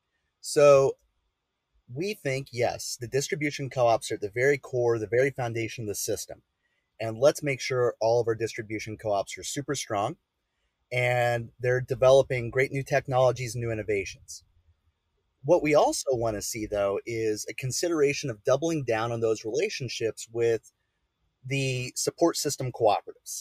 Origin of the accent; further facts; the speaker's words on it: Illinois, United States; moved away; I'm from Illinois originally